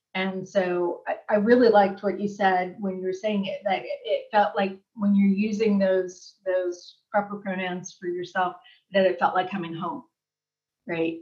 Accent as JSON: {"language": "English", "region": "Southern California", "country": "United States", "said": "I'm from Southern California"}